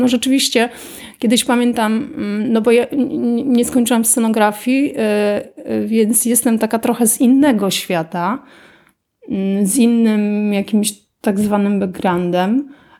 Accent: Pabianice, Łódź Voivodeship, Poland; jestem z Pabianic, studiowałam w Łodzi wtedy

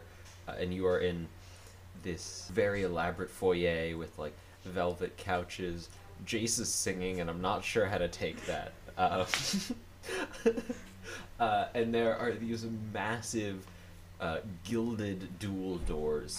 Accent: United States; I'm an American

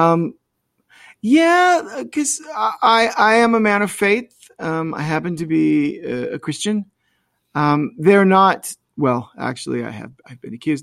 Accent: North Myrtle Beach, South Carolina, United States; both Mindy and I grew up in the North Myrtle Beach area

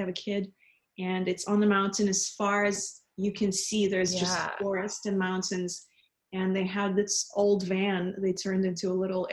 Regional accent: Russia; moved away; I grew up in Soviet Russia

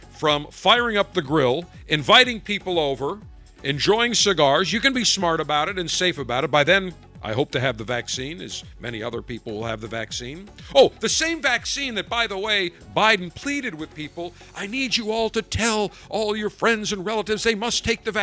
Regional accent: Buffalo, New York, United States; accent: hard Midwest accent; moved away; I'm from Buffalo originally, and people in Buffalo have that hard Midwest accent

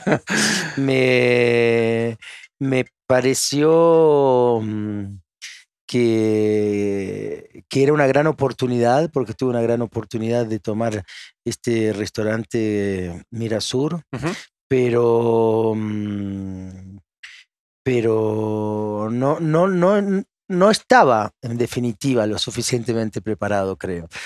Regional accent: Argentina; moved away as an adult; now in France; Argentina la amo, es mi, es mi tierra

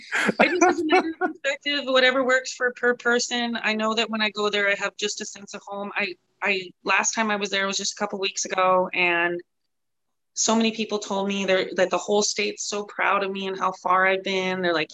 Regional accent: Taylor, North Dakota, United States; also born or lived in Dickinson / Denver; I like, grew up kind of in Taylor, but I was born in Dickinson. It's like 30-minute drive. Taylor Richardson area is where my dad farmed in North Dakota.

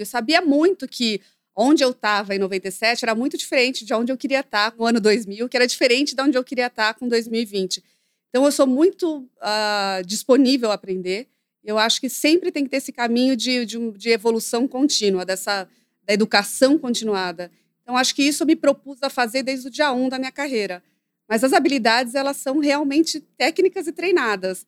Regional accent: Brazil; eu nasci no Brasil

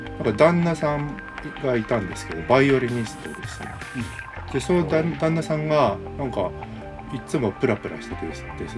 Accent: Kanazawa, Ishikawa, Japan; 僕の実家あの石川県の金沢ていうところ

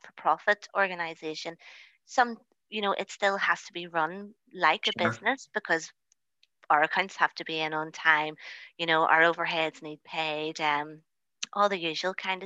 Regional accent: Lisburn, Northern Ireland, United Kingdom; also born or lived in North Belfast; I am originally from the Lisburn area

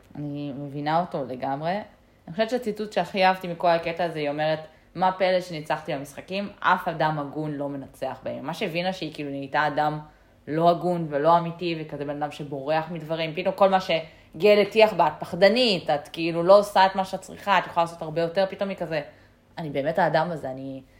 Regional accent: Israel; בתור ישראלים אנחנו גדלים עם הרבה סיפורי גבורה

